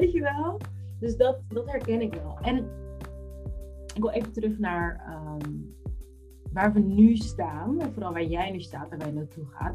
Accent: Netherlands; ik heb Capverdis roots, maar ik ben in Nederland geboren

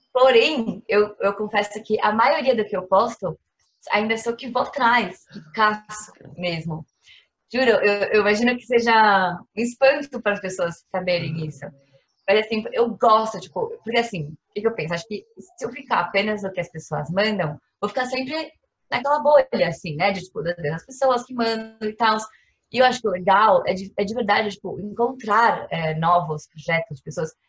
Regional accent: São Paulo, Brazil; sou aqui de São Paulo

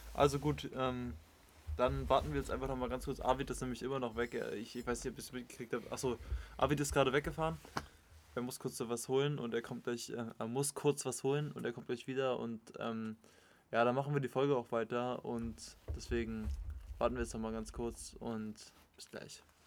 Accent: Potsdam, Brandenburg, Germany; wir kommen ja hier aus Potsdam

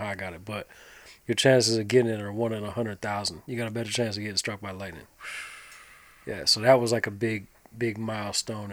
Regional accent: Nashville, Tennessee, United States; also born or lived in Delaware; I grew up in Nashville.

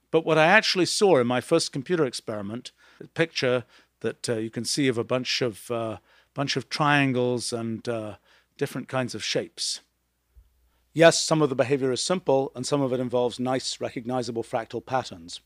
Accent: England, United Kingdom; As a young kid growing up in England in the nineteen sixties

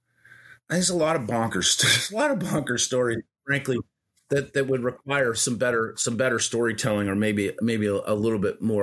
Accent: United States; I'd also like to understand, you know, just as an American citizen

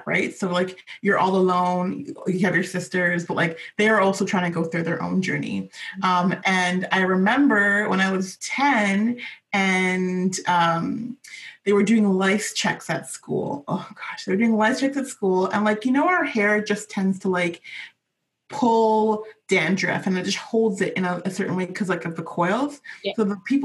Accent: Vancouver, British Columbia, Canada; I was born and raised in Vancouver

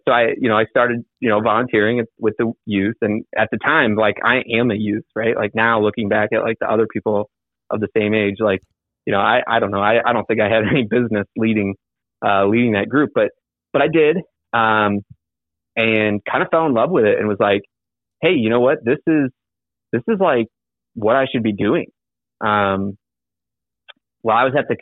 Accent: Michigan, United States; My hometown is in Michigan

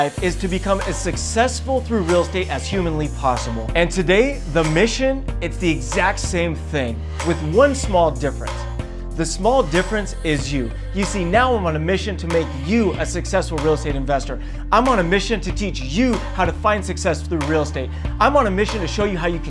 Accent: Buena Park, California, United States; I was a kid from Buena Park, California

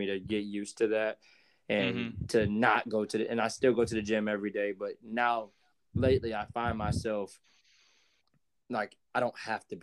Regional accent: Jacksonville, United States; where I'm from Jacksonville

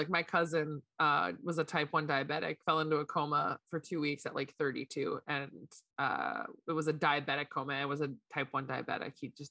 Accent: Canada; at least from my understanding, being a Canadian military spouse.

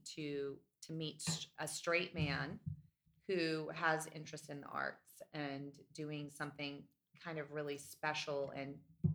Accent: Northeast, United States; now in Atlanta, United States; growing up in the Northeast, my parents had a lot of books in the house

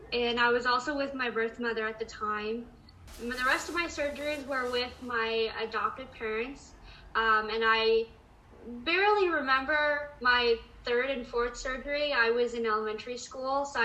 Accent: San Diego, California, United States; I'm from San Diego County, so like I'm a San Diego local

